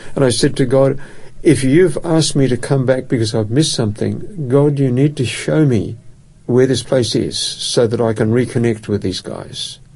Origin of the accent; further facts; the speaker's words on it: Perth, Western Australia, Australia; moved away as an adult; now in Adelaide, Australia; I grew up in Perth, and uh, Perth is my home